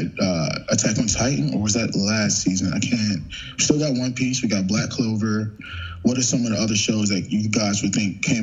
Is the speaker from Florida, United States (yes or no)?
no; Long Island, New York, United States; moved away; also born or lived in Greensboro, North Carolina; I'm from Long Island.